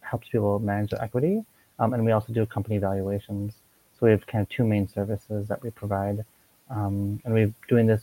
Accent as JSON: {"language": "English", "region": "Minnesota", "country": "United States", "tie": "born or raised there", "also_born_or_lived": "Korea", "moved": "as an adult", "lives_now": "Hong Kong", "said": "I'm from Minnesota, so I went, kind of lived my whole life in Minnesota"}